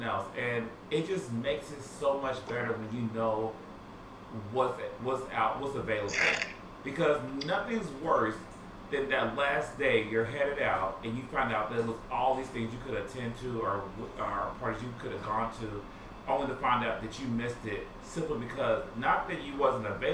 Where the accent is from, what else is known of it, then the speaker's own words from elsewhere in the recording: Midwest, United States; I come from the Midwest